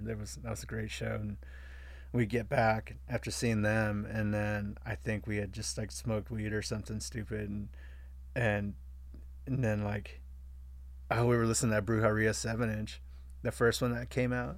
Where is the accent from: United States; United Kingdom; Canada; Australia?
United States; Vista, California; I was coming from Vista.